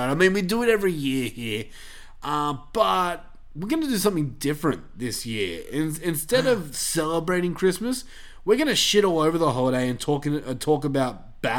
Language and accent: English; Australia; we're Australian, y'all.